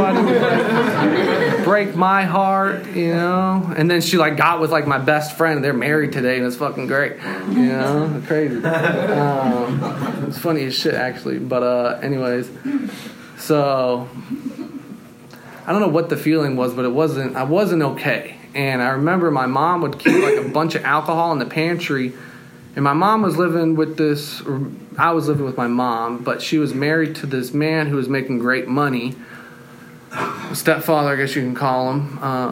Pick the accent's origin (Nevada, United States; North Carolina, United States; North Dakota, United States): North Carolina, United States; moved away as an adult; also born or lived in Austin, Texas / Seattle; When I was 6 years old, me and my mom and my dad and my little brother, we all moved to North Carolina